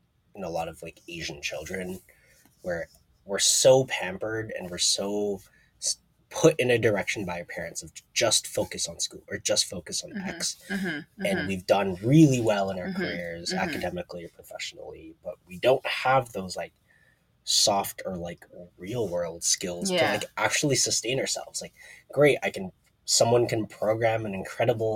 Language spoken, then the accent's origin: English; Toronto, Ontario, Canada; moved away as an adult; now in Seattle, United States; growing up in Toronto